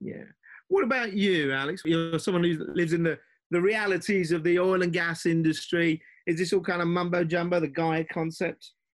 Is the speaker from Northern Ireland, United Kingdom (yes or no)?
no; London, United Kingdom; London background. Parents were Indian immigrants